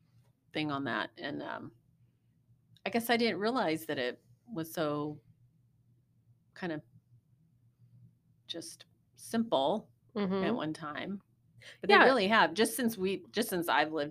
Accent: Rose Hill, Kansas, United States; growing up in Rose Hill, which was just a small little bedroom community, pretty rural.

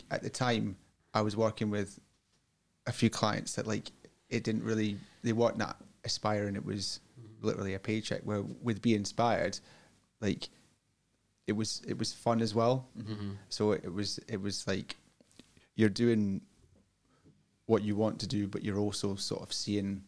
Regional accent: Tayport, Scotland, United Kingdom; also born or lived in England; Originally from England, but I lived most of my life in Tayport. My dad was in the RAF, so that's how we ended up coming from England to there.

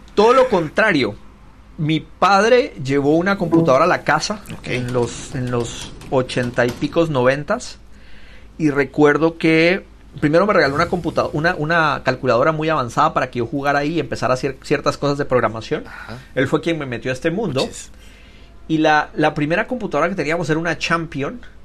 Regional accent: Guatemala City, Guatemala Department, Guatemala; now in California, United States; yo crecí, fue criado en, Ciudad de Guatemala

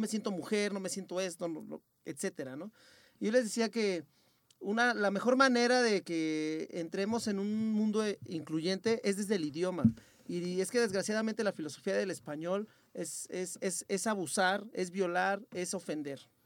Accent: Nezahualcóyotl, State of Mexico, Mexico; accent: español ñero; nosotros somos de Nezahualcóyotl

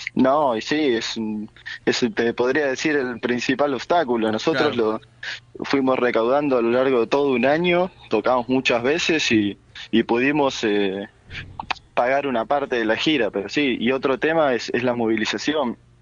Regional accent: Lanús, Buenos Aires Province, Argentina; somos de Lanús

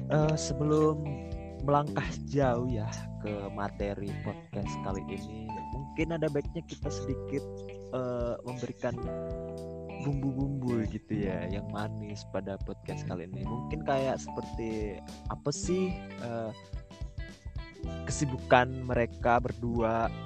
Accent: Majene, West Sulawesi, Indonesia; Uh, saya berasal dari Majene, Sulawesi Barat dan menempuh kuliah di Universitas Negeri Malang.

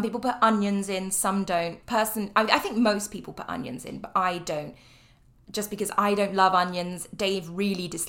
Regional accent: Cornwall, South West England, United Kingdom; I am from Cornwall, which is down in the tip in the southwest of England.

